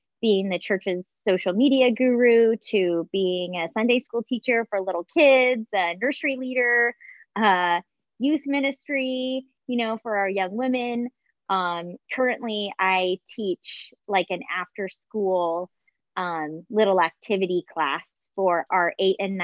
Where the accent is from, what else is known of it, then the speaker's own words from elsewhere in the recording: Orange County, California, United States; also born or lived in Mesa, Arizona; was born in Arizona, in Mesa, Arizona, but grew up primarily in Orange County, California, where I lived from the time I was 11 until I went away to college.